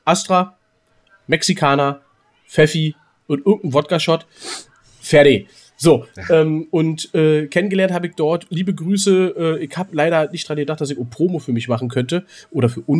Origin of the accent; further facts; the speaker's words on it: Berlin, Germany; now in Hamburg, Germany; ich komme zwar aus Berlin, natürlich Union, Köpenicker, bin ich immer dafür, aber ich bin halt Borussia Dortmund. Und auf immer die ganze Sicht, ich meine, ich bin in Hamburg.